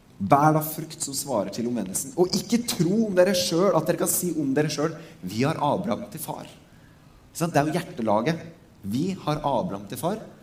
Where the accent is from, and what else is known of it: Norway